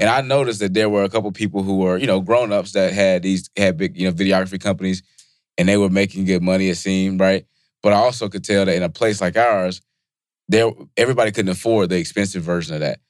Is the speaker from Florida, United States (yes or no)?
no; Bennettsville, South Carolina, United States; moved away; also born or lived in York, South Carolina; I'm from South Carolina